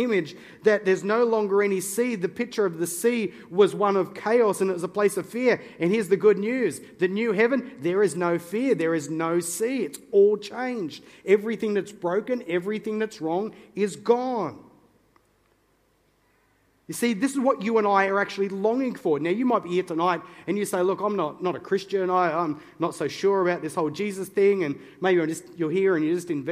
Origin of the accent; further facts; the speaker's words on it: Newcastle, New South Wales, Australia; I'm a Novocastrian by birth. Okay, that's just fancy pants way of saying I'm from Newcastle